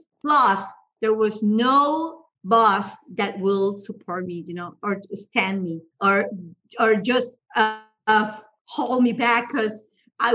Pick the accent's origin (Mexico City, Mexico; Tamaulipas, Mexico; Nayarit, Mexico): Tamaulipas, Mexico; Tampico; English is a second language; moved away; I'm Mexican. I was born in Tampico, which is on the north of Mexico.